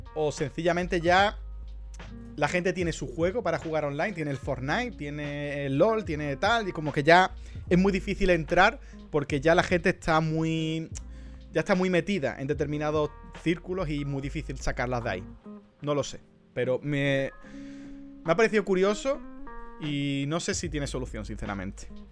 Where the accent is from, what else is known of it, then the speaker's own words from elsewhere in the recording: Andalusia, Spain; soy andaluz